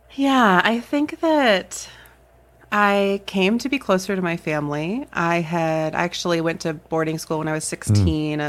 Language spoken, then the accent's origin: English; North Carolina, United States; moved away as an adult; also born or lived in Chicago, Illinois; now in Lincoln, United States; I grew up in North Carolina, went to college okay. there